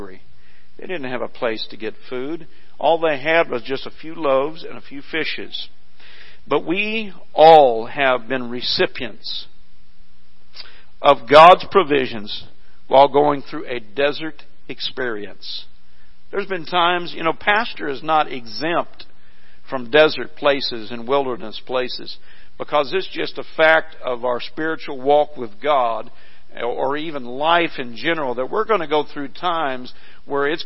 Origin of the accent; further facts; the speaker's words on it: Missouri, United States; where I grew up in Missouri